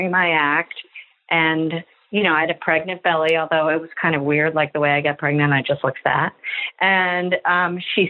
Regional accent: New York City, New York, United States; I lived here. I've never not lived here

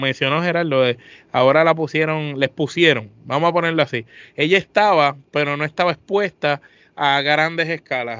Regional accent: Puerto Rico

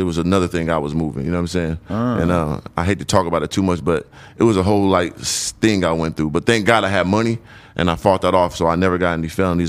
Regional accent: San Diego, California, United States; moved away; also born or lived in Phoenix, Arizona; originally I was born and raised in Southeast San Diego.

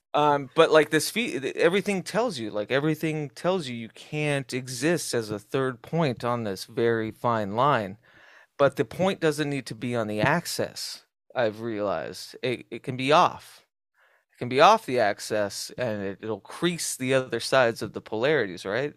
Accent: Southwest, United States; as a kid growing up in the Southwest

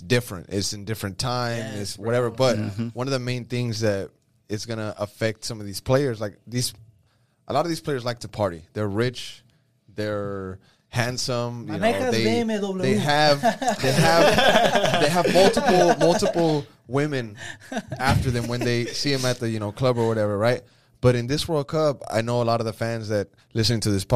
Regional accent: Austin, Texas, United States; first language Spanish; English is a second language; I'm from here

